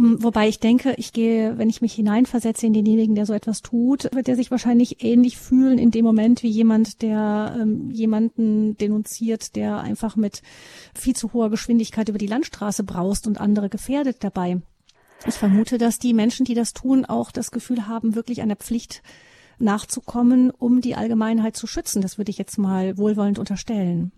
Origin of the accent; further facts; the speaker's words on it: Germany; bei uns in Deutschland